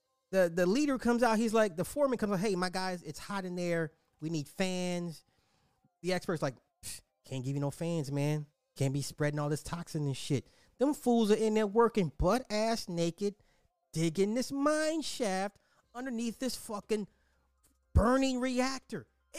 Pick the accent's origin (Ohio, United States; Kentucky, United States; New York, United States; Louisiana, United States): Ohio, United States; Cincinnati; I'm from Cincinnati, and it was about 2 hours away and could smell the burning of whatever was for 2 days, but this is nothing new in the great state of Ohio.